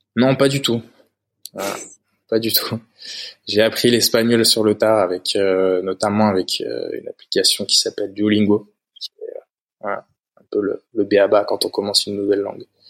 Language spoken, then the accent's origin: French; Haute-Loire, Auvergne-Rhône-Alpes, France; now in Spain; j'ai grandi en, Haute-Loire, dans le centre de, la France, dans la région d'Auvergne